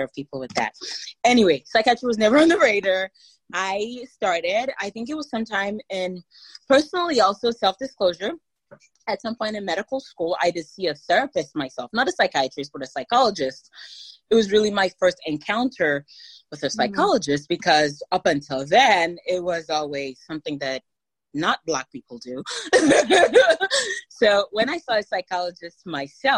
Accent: Nigeria; now in United States; I grew up in Nigeria

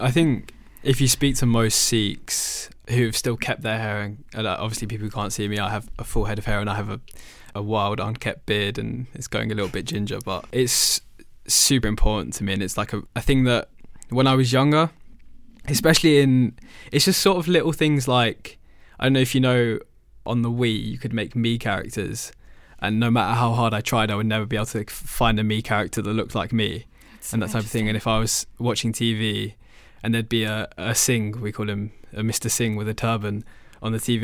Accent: London, United Kingdom; moved away as an adult; now in Edinburgh, United Kingdom; there's not too many Sikh people as, as there are back home 'cause I'm from London.

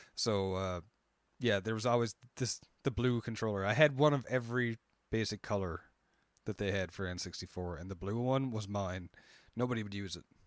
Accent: Canada; I'm Canadian

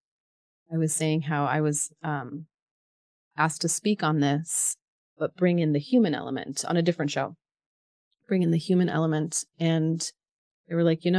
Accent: Palestine; I'm Palestinian

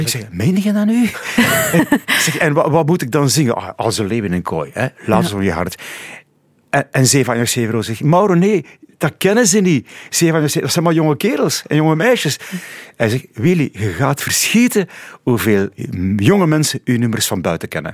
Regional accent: Pajottenland, Flanders, Belgium; zijn mijn roots daar, mijn wortels liggen daar in het Pajottenland

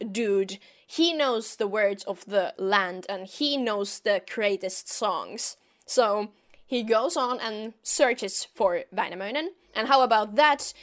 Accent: Finland; I am from Finland, from the northern parts of the world

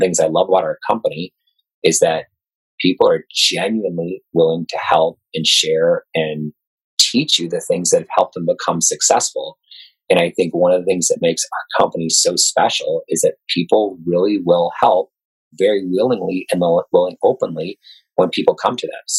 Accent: Chicago, Illinois, United States; Born and raised in Chicago

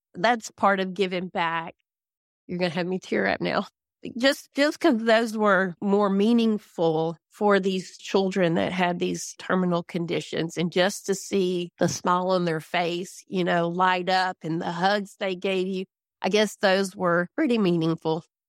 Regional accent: Louisiana, United States; moved away as an adult; now in DeBerry, Texas, United States; I grew up in Louisiana. I was born and raised in the town that is closest to me in Louisiana, which is twenty-three miles away

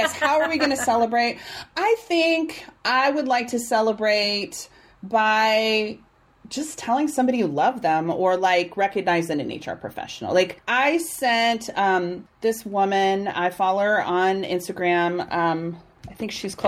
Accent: Kansas, United States; now in Austin, United States; I'm from Kansas.

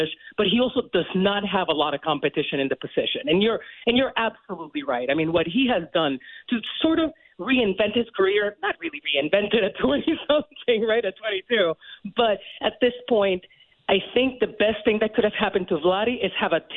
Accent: Puerto Rico; moved away; I come from Puerto Rico. And it's like to get this opportunity as a Puerto Rican woman

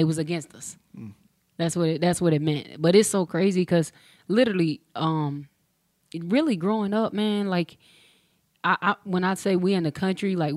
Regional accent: McConnells, South Carolina, United States; Originally from McConnell, South Carolina.

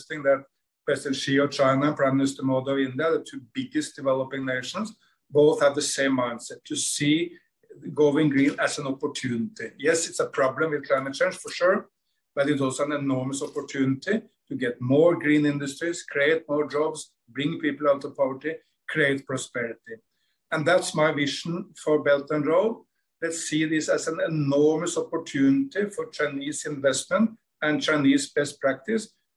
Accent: Norway; much colder than my home country, Norway

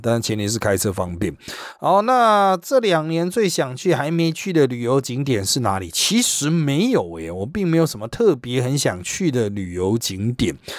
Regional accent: Taiwan; 我们台湾人

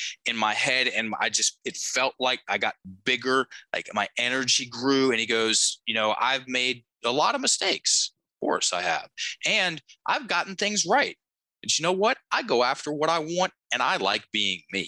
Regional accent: Virginia, United States; I'm from Virginia

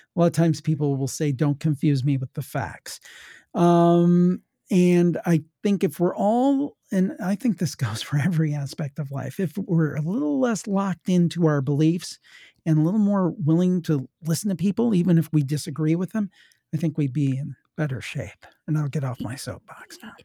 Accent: Ohio, United States; I'm from Ohio. My family was from West Virginia

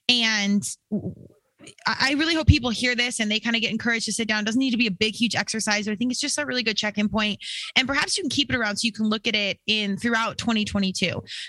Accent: United States; some tie in to what's going on globally and not just as an American or in my own world at the dollhouse.

